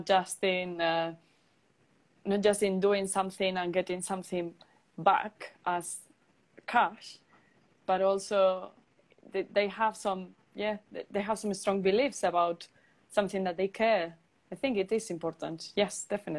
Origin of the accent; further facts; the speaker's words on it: Palencia, Castile and León, Spain; moved away as an adult; also born or lived in Turin, Italy; now in United Kingdom; in a very small community center in my hometown in the lovely Palencia